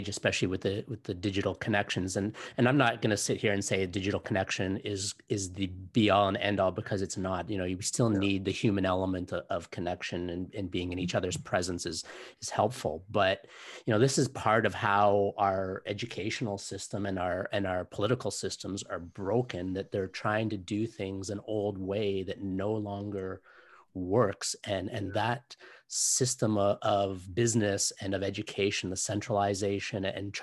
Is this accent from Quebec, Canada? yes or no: no; Toronto, Ontario, Canada; I grew up in Scarborough in Toronto, and back in the 70s and 80s